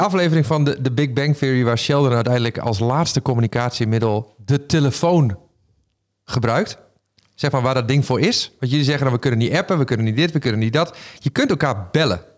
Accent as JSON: {"language": "Dutch", "town": "Raalte", "region": "Overijssel", "country": "Netherlands", "tie": "born or raised there", "accent": "Low Saxon", "said": "ik ben opgegroeid in het Neder-Saxisch, om het maar zo te zeggen. Maar ik kom uit ja, Midden-Overijssel, uit de buurt van Raalte."}